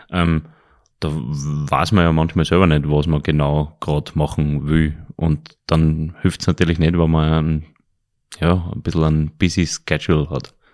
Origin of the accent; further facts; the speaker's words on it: Linz, Upper Austria, Austria; Nein, ich bin ein waschechter Linzer.